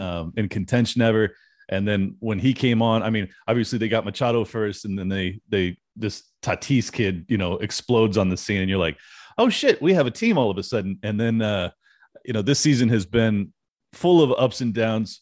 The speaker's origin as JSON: {"language": "English", "town": "San Diego", "region": "California", "country": "United States", "tie": "born or raised there", "said": "Born and raised in San Diego"}